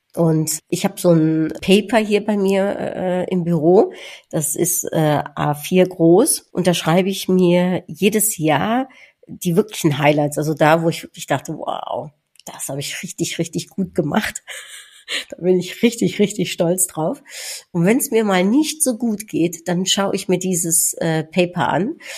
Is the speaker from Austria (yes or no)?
no; Netherlands; als Niederländerin